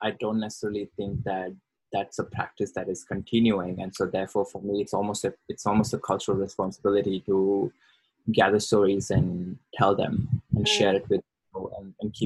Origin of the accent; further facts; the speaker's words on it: India; moved away as an adult; now in Brisbane, Australia; I am thoroughly Indian. I've been in Australia, in quotes, for the last 5 years and predominantly lived in Brisbane.